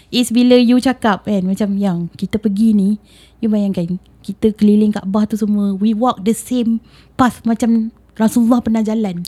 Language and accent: Malay; Kuala Lumpur, Malaysia; bagi aku sebagai orang KL